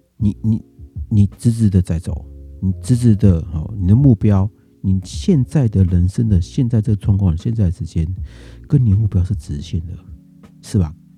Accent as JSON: {"language": "Chinese", "country": "Taiwan", "said": "那我们台湾这边的哦，那可能是我防疫的哦，这一年的防疫的这个， 这个努力哦"}